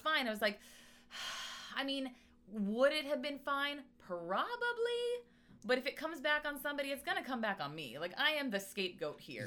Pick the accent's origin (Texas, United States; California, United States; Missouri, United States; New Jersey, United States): California, United States; La Verne; I grew up in Laverne. Uh-huh. Uh, which is close to the LA County Fairgrounds